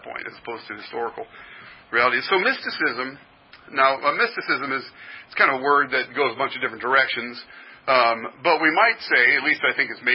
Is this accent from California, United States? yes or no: yes; Berkeley, California, United States; moved away; I was born in Berkeley